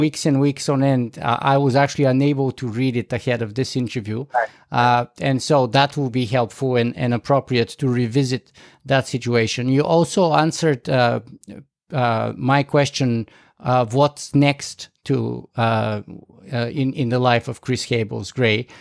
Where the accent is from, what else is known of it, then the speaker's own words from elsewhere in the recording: Canada; me being a Canadian next to you, uh, watching from up north